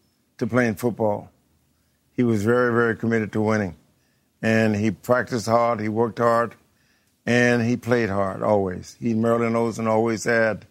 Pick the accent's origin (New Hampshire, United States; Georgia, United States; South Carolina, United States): Georgia, United States; I was born in Georgia